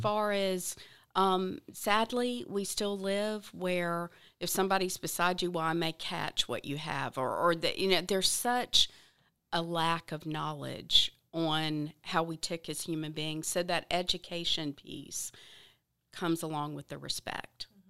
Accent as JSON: {"language": "English", "region": "the South", "country": "United States", "tie": "born or raised there", "said": "I grew up in the South, I love the South"}